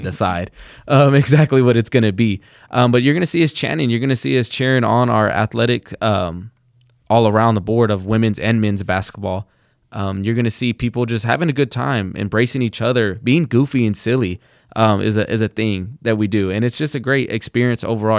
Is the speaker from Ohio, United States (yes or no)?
no; Plainview, Texas, United States; I'm from Plainview, Texas